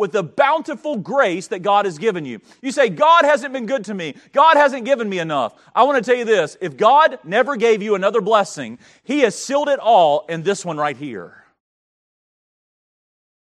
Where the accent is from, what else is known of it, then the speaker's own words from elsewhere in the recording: Denton, North Carolina, United States; now in Roanoke, United States; I grew up in Denton, North Carolina